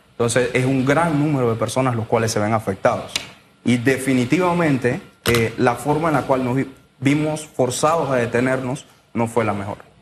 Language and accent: Spanish; Penonomé, Coclé, Panama; yo soy de Penonomé, del área de los jugueros